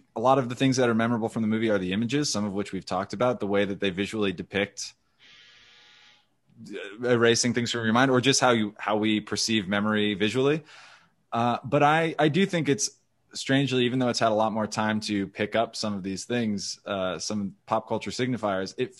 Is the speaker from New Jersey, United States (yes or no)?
yes; New Jersey, United States; being from outside of New York, growing up in New Jersey